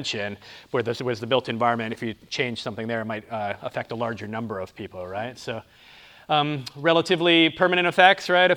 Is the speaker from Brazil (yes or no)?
no; near Toronto, Ontario, Canada; also born or lived in Kansas; now in Columbia, United States; I'm originally from Canada, in near Toronto, Ontario, Canada. So that might explain the funny accent.